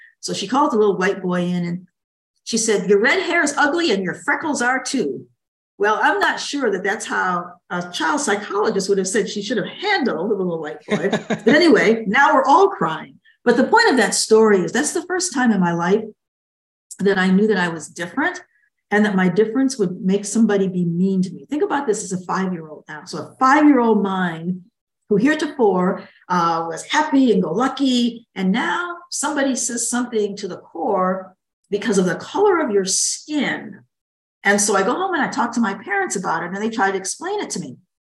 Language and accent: English; Niagara Falls, New York, United States; also born or lived in Buffalo, New York / Washington, D.C. / Barbados; now in North Carolina, United States; I actually grew up in Niagara Falls, New York.